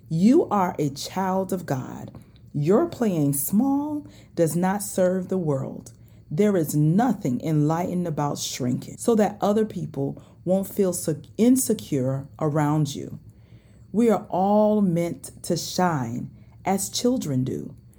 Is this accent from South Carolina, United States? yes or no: yes; South Carolina, United States; accent: southern dialect; I already told y'all I'm from South Carolina, and sometimes this dialect come out